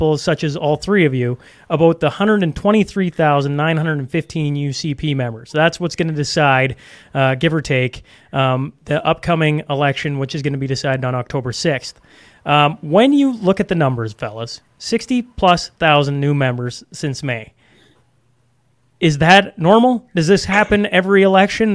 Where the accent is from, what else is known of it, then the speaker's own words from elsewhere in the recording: Saskatchewan, Canada; moved away; also born or lived in Alberta; I was born and raised in Saskatchewan